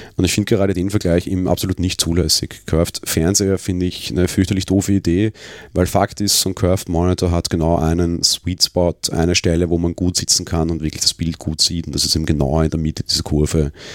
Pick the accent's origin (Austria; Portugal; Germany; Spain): Austria; Vienna; den ich als Wiener so nicht gewohnt bin